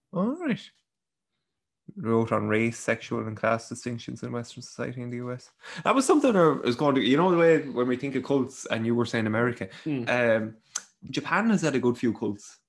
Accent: Ireland; We're from Ireland. It's beside England.

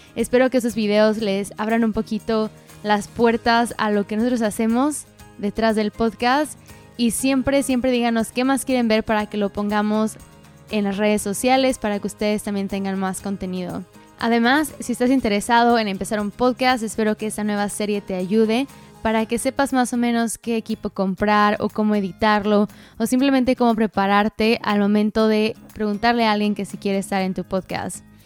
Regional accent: United States; yo nací en Estados Unidos

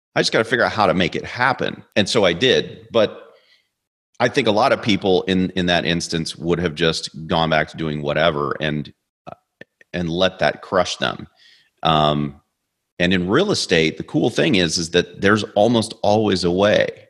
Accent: Kansas City, Missouri, United States; moved away; I'm from Kansas City

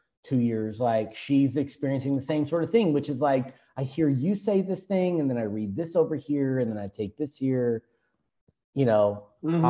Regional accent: Texas, United States

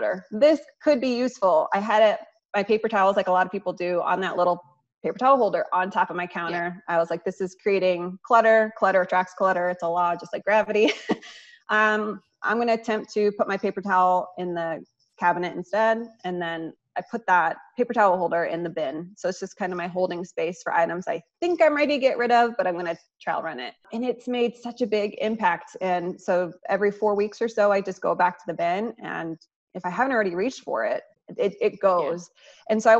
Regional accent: Iowa, United States; moved away; my home state of Iowa

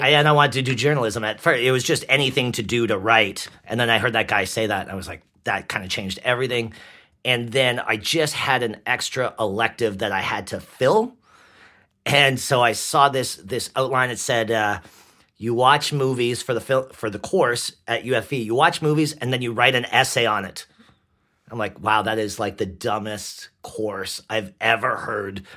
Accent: White Rock, British Columbia, Canada; accent: Canadian; also born or lived in Langley, British Columbia / Ottawa, Ontario; I was born in White Rock. I lived in Ottawa, Ontario for years.

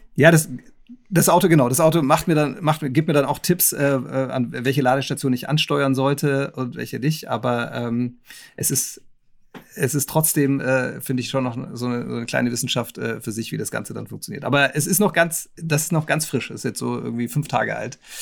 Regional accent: Nuremberg, Bavaria, Germany; ich bin Nürnberger

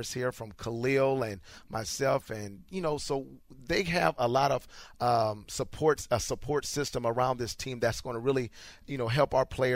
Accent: Iowa, United States; now in Houston, United States; I'm from Iowa

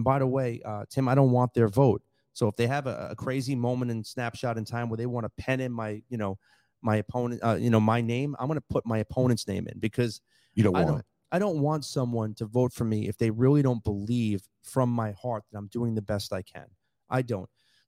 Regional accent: New York, United States; also born or lived in Collier County, Florida; now in Lee County, United States; I grew up in New York. It's a melting pot of culture.

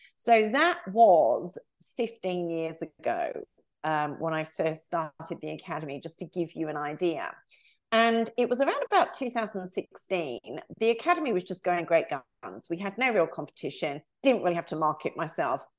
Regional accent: United Kingdom; also born or lived in United States / Australia; now in France; I am a Brit living abroad.

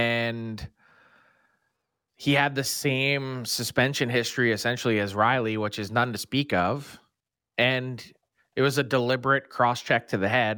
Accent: Philadelphia, Pennsylvania, United States; growing up in Philly

